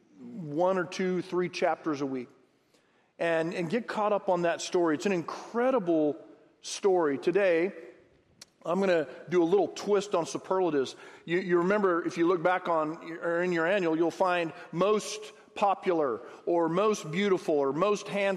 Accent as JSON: {"language": "English", "town": "Harlingen", "region": "Texas", "country": "United States", "tie": "born or raised there", "said": "I'm from the Rio Grande Valley. Graduated from Harlingen High School 37 plus years ago"}